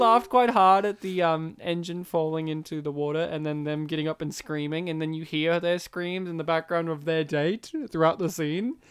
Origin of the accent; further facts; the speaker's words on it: Australia; We are from Australia